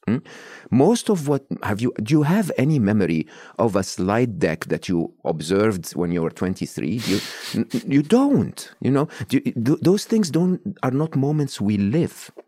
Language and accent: English; Egypt; I was born and raised in Egypt, uh, public school, public university in Egypt.